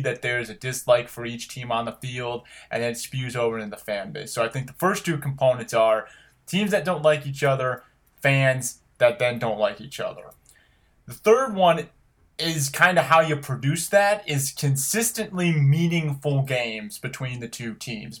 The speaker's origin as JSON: {"language": "English", "region": "Ohio", "country": "United States", "tie": "born or raised there", "said": "I grew up in Ohio. You know this 'cause you grew up with me in Ohio."}